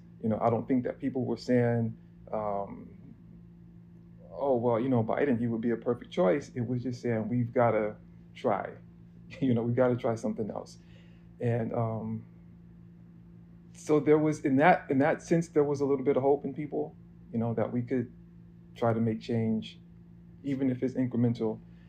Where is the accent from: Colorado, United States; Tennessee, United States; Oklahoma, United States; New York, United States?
New York, United States; New York City; I'm a photographer from Harlem, New York.